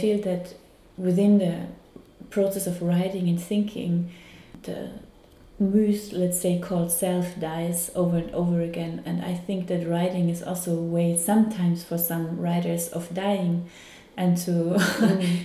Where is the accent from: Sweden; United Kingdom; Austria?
Austria; Carinthia; I'm also from Carinthia, and he was also living in the same street like my grandfather.